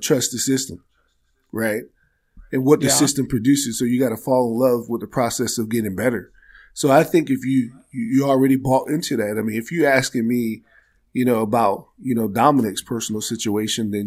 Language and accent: English; Maryland, United States; I'm from Maryland